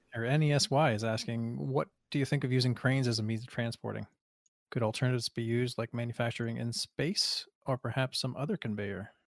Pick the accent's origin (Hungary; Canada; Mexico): Canada; as a Canadian